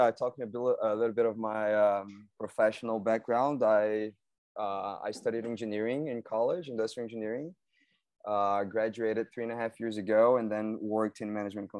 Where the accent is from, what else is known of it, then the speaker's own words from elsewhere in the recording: Belo Horizonte, Minas Gerais, Brazil; also born or lived in United States / Germany; I'm Brazilian from Belo Horizonte. Maybe I'll just like to add that I've also lived abroad twice. So I've lived in the US and also in Germany.